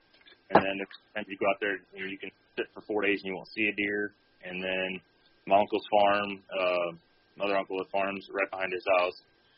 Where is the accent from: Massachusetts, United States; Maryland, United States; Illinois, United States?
Illinois, United States; Southern; I grew up in Southern Illinois on the family farm. My dad's third-generation farmer. My mom would be third-generation farmer, so I get it honestly from both sides.